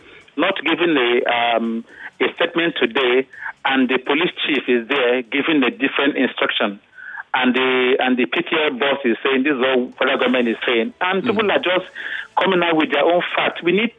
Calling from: Ayobo, Lagos, Nigeria

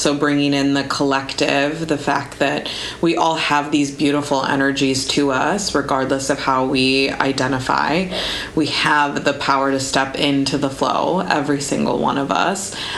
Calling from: Chicago, Illinois, United States; I am connecting from Chicago, and it's about like 9:30 p.m. by me.

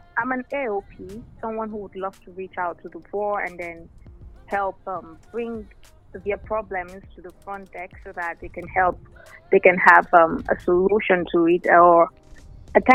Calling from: Oyo, Nigeria; I'm calling from Oyo.

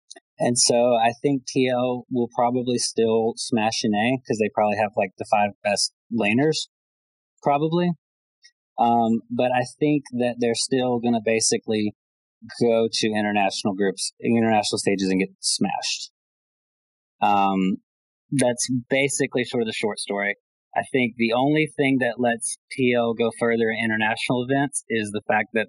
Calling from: Alabama, United States

